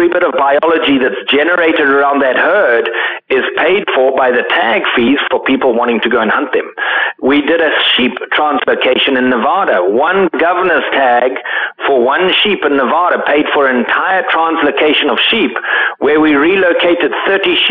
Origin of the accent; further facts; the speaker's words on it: Zimbabwe; I grew up in Zimbabwe